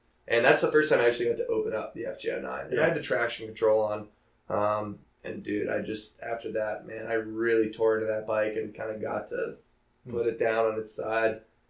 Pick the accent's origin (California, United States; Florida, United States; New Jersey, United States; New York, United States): New York, United States; also born or lived in Boston; the East Coast, when I rode up the East Coast, that's where I grew up in New York and Boston.